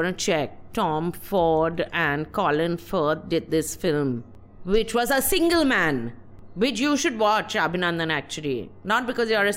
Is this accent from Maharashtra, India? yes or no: no; West Bengal, India; I'm from Bengal. We have very slow films there also